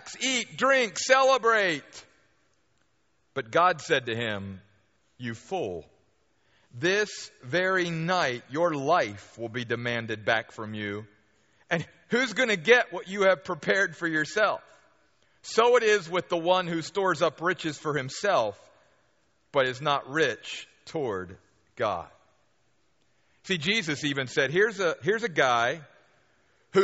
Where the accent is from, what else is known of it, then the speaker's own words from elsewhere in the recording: near Baltimore, Maryland, United States; moved away; I grew up back on the East Coast near Baltimore, Maryland